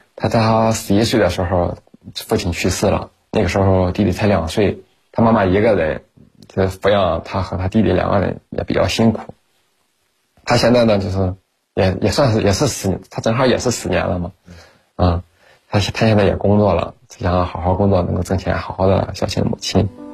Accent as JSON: {"language": "Chinese", "town": "Tai'an", "region": "Shandong", "country": "China", "tie": "born or raised there", "moved": "yes", "lives_now": "Qingdao, China", "said": "我们老家呢是山东泰安的，现在定居在青岛城阳"}